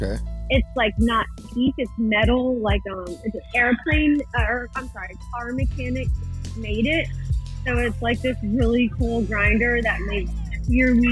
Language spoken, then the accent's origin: English; Texas, United States; now in New York, United States; I grew up in Texas, so it's kind of flat and, like, southern, obviously